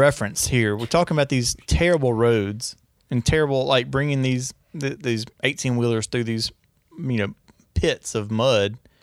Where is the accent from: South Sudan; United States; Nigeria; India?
United States; Northeast Louisiana; I'm from Northeast Louisiana